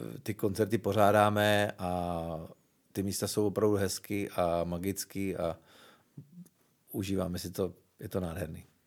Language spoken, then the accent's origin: Czech; Moravská Třebová, Pardubice Region, Czechia; also born or lived in Svitavy; now in Prague, Czechia; já jsem se narodil stejně ve Sitavách, kde vzniknul …. Bydlel jsem sice v Moravský Třebový, což je asi 18 km od Svitav